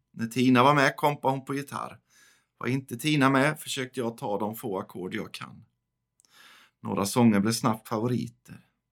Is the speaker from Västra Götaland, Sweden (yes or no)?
yes; Västergötland, Västra Götaland, Sweden; also born or lived in Chiclayo, Peru; now in northern Skåne, Sweden; bor i norra Skåne, även om jag är född och uppvuxen i Västergötland